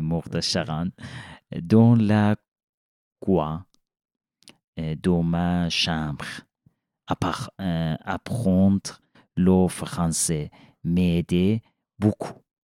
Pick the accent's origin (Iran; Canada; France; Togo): Iran; French is a second language; moved away as an adult; now in Switzerland; Je viens d'Iran